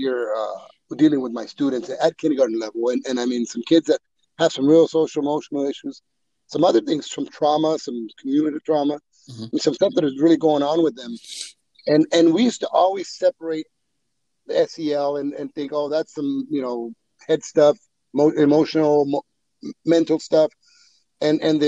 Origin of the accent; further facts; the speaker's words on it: Woodlake, California, United States; also born or lived in Mexico; I was born in Mexico. Immigrated as a two-year-old. I grew up in Woodlake